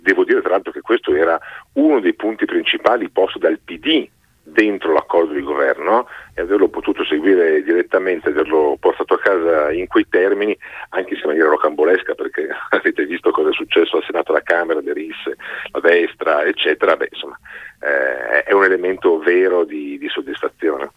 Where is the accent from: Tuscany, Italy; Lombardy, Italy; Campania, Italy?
Lombardy, Italy; Milan; vengo da Milano